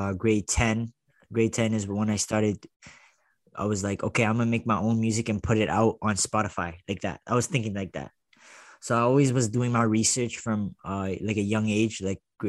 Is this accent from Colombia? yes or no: no; Toronto, Ontario, Canada; I was from Toronto.